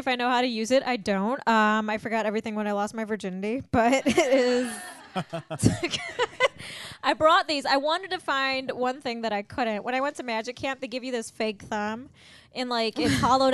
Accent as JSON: {"language": "English", "town": "Mundelein", "region": "Illinois", "country": "United States", "tie": "born or raised there", "said": "North of Chicago, Mundelein, Illinois"}